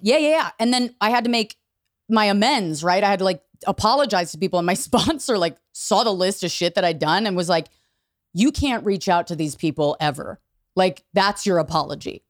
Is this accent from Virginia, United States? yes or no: yes; outside DC, Virginia, United States; I grew up in Virginia